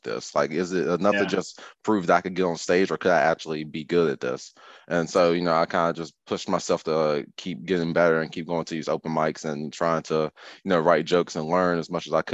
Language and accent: English; Rockingham County, North Carolina, United States; moved away as an adult; also born or lived in Winston-Salem, North Carolina; now in Charlotte, United States; I'm born and raised in North Carolina. I actually grew up north of Greensboro in Rockingham County